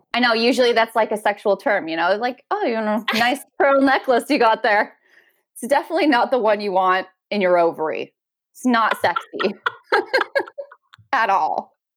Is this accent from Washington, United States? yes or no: yes; Washington, United States; also born or lived in Oregon; My husband and I live in a small town across the water by ferry from Seattle in Washington State